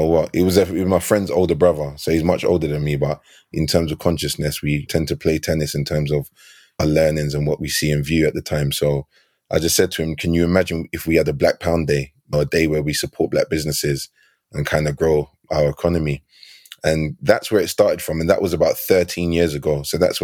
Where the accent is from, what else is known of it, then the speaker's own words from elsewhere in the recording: London, United Kingdom; I grew up in Battersea